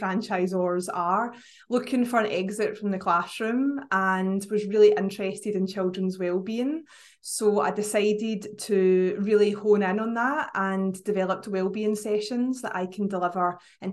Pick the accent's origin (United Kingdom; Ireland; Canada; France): United Kingdom; Scotland; accent: Scottish; I know you couldn't guess from my accent, but up in Scotland